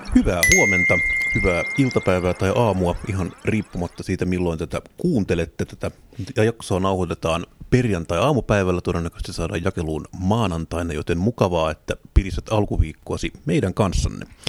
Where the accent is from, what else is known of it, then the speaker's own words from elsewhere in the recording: Tampere, Pirkanmaa, Finland; Itse olen kotoisin Tampereelta